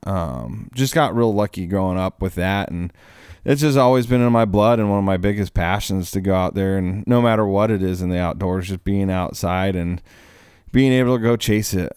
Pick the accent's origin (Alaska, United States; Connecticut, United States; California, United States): Alaska, United States; moved away; also born or lived in Oregon; I grew up in Alaska.